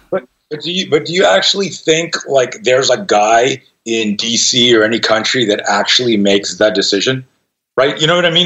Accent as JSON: {"language": "English", "country": "Canada", "tie": "born or raised there", "moved": "yes", "lives_now": "United States", "said": "I grew up in Canada, and I just became an American citizen this year"}